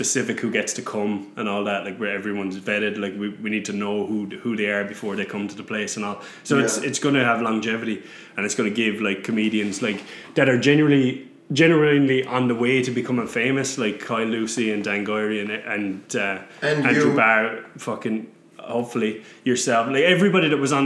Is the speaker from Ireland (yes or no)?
yes; Newcastle West, Munster, Ireland; moved away; my hometown, Newcastle West